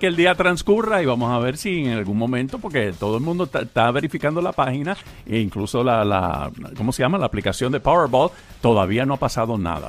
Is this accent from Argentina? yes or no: yes; Argentina; yo soy argentino